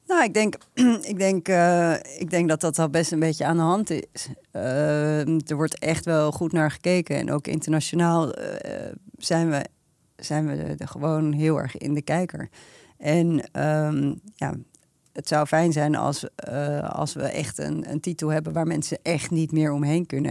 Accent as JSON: {"language": "Dutch", "country": "Netherlands", "said": "als Nederlanders"}